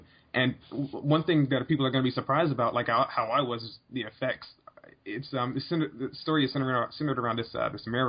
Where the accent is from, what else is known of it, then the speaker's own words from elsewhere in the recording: United States; being an American